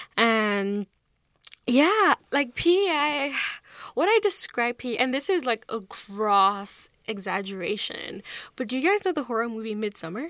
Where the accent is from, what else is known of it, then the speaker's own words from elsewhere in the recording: Nigeria; moved away as an adult; now in Charlottetown, Canada; I grew up in Nigeria, and I moved to Charlottetown in twenty seventeen